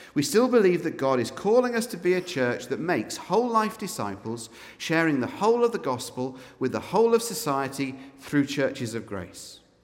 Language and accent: English; Scotland, United Kingdom; We are officially, as Scots, an unreached peoples group